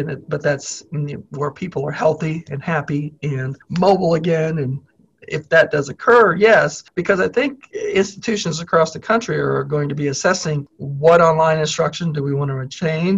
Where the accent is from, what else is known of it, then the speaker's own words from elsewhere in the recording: Mansfield, Missouri, United States; moved away as an adult; now in Lawrence, United States; I'm from Mansfield. It's not a big place